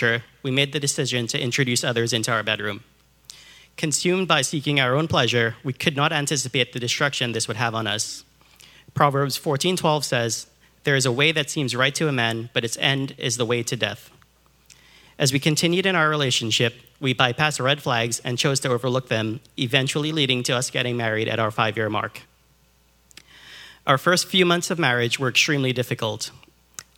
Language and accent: English; Trinidad & Tobago; I was born in Trinidad, the southernmost island in the Caribbean, right off the coast of Venezuela.